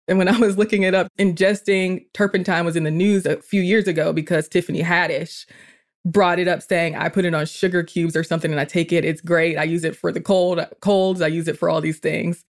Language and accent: English; Atlanta, Georgia, United States; also born or lived in South Carolina; I was born in South Carolina, raised in Georgia, so I'm a very Southern girl